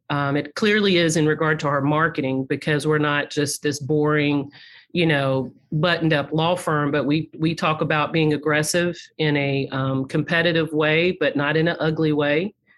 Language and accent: English; High Point, North Carolina, United States; Growing up in High Point, North Carolina